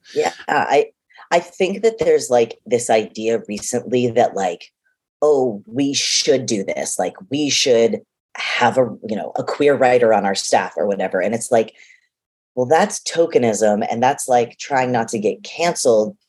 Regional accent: Boston, Massachusetts, United States; being a boston kid

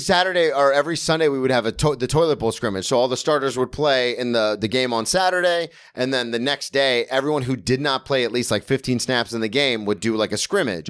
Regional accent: Daytona Beach, Florida, United States; I grew up in Daytona, which had, like, the best rugby team in the state of Florida

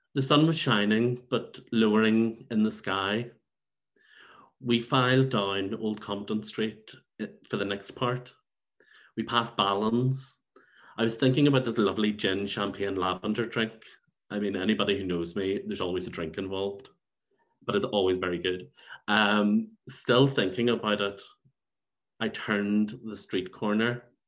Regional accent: Belfast, Northern Ireland, United Kingdom; also born or lived in Saintfield; now in London, United Kingdom; So I grew up in Saintfield and in Belfast

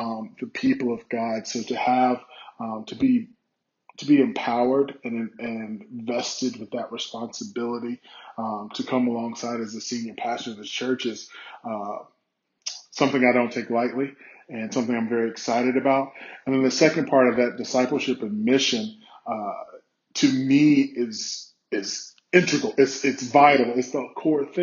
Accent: South Carolina, United States; moved away as an adult; also born or lived in Indiana / Colorado; now in New York, United States; I'm from South Carolina originally

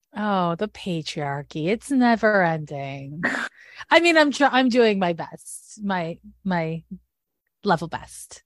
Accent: Montreal, Quebec, Canada; moved away as an adult; also born or lived in San Francisco; I'm from Montreal, Quebec, where the school system's different

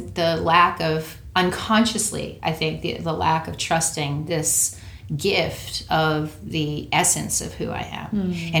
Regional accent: New Hampshire, United States; moved away as an adult; also born or lived in California; Grew up in New Hampshire. Okay. And I moved to California when I was 18.

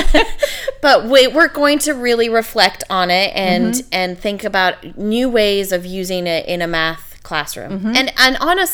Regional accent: Canada; I'm Canadian

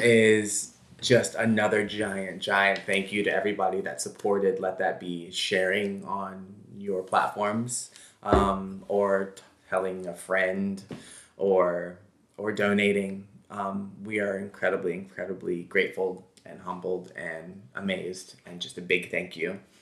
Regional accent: Memphis, Tennessee, United States; now in New York, United States; we're from Memphis

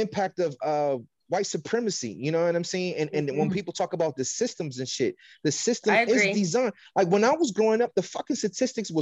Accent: California, United States; I'm from California

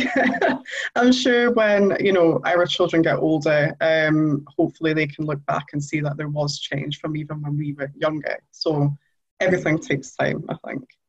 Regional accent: Newcastle upon Tyne, North East England, United Kingdom; I'm from Newcastle, so I come from a council estate

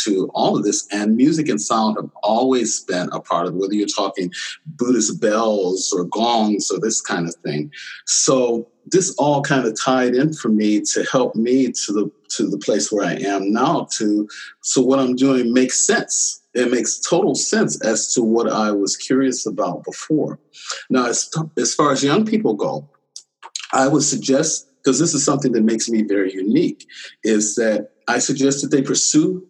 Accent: Michigan, United States; moved away as an adult; also born or lived in Detroit; now in Pittsburgh, United States; I grew up in Michigan, 75 miles from Motown.

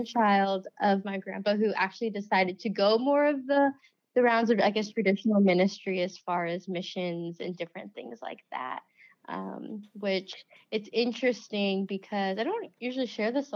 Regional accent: Ohio, United States; also born or lived in West Virginia; I grew up in Ohio. I consider that to be my hometown

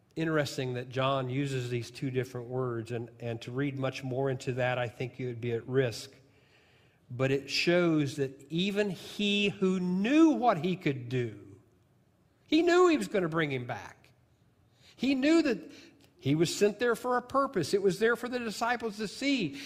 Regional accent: southern Illinois, United States; moved away; I'm from Illinois

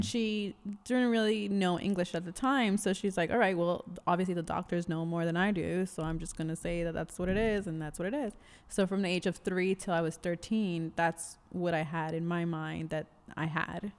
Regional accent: New York City, New York, United States; I am born and raised in New York City

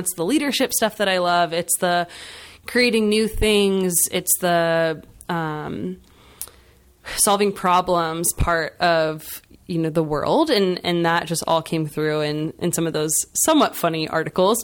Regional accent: Schnecksville, Pennsylvania, United States; I, um, am from the Lehigh Valley originally. I grew up in Schnexville

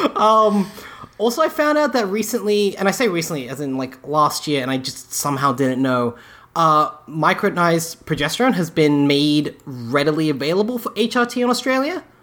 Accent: England, United Kingdom; moved away; I was born in England

